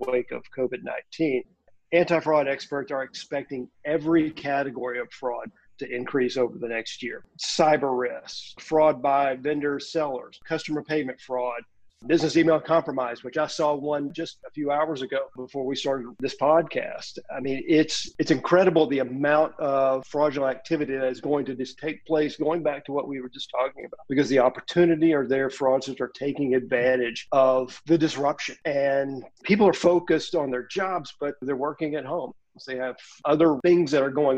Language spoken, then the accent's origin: English; Louisiana, United States; my home state of Louisiana